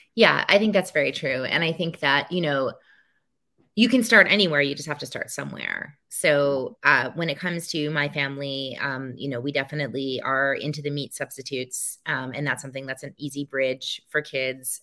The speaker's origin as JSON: {"language": "English", "town": "New Orleans", "region": "Louisiana", "country": "United States", "tie": "born or raised there", "said": "my hometown of New Orleans"}